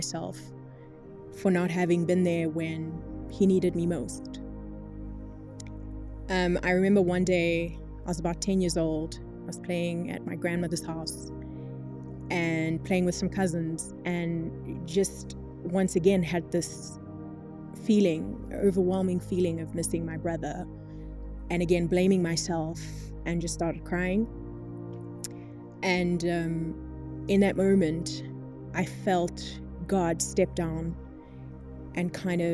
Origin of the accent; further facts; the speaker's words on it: East Rand, Gauteng, South Africa; I grew up in the East Rand.